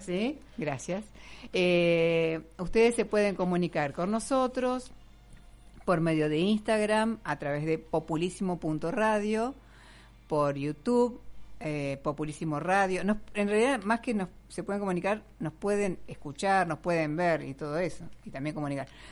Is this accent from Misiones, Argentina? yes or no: no; Concordia, Entre Ríos, Argentina; moved away; mi infancia en Concordia, hace muchísimos años atrás, cuando no existía la represa Salto Grande